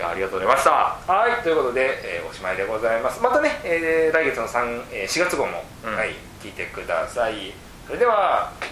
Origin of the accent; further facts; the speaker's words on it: Fukuoka, Japan; トコさんは僕福岡出身なんで